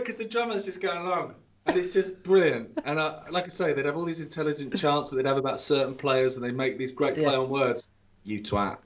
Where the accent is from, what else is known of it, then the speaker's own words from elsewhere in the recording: Isle of Wight, South East England, United Kingdom; moved away; as a kid, like growing up on the Isle of Wight